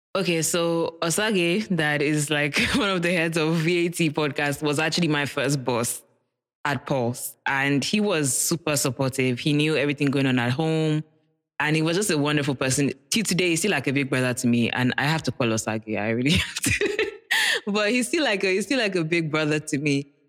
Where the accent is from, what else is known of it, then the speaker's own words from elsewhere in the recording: Nigeria; being a Nigerian child in a Nigerian household